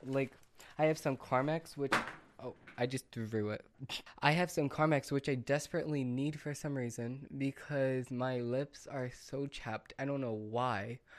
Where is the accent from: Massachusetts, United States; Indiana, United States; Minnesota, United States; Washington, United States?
Massachusetts, United States; I'm from Massachusetts